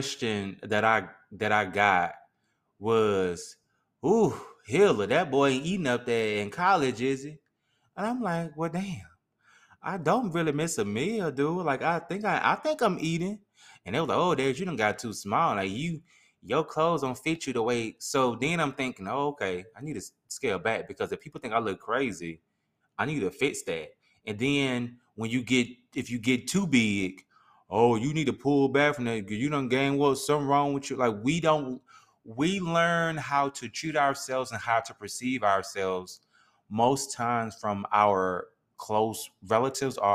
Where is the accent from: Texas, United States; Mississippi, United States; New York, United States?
Mississippi, United States; we can only speak from Mississippi because we're from Mississippi